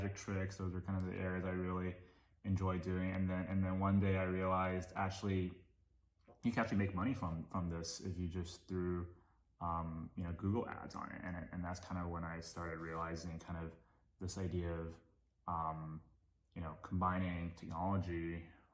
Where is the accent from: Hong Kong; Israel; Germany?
Hong Kong; moved away as an adult; also born or lived in Japan; now in United States; my family moved to Hong Kong when I was 2 years old, and that's actually where that was actually the city I grew up